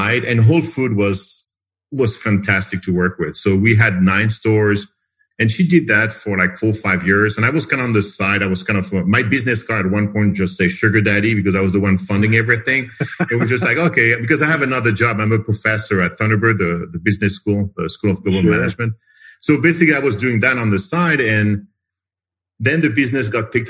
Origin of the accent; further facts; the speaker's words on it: France; moved away as an adult; also born or lived in United States; now in Phoenix, United States; I'm originally from France, so I moved to the U.S. 30 years ago, became a citizen like 20 years ago